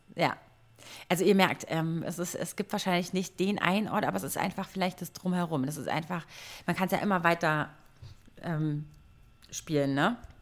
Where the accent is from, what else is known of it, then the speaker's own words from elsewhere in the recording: Berlin, Germany; als Berliner Girl, Göre